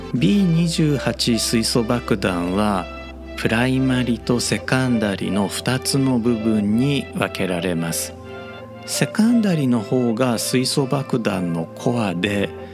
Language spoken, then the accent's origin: Japanese; Japan; 我々日本人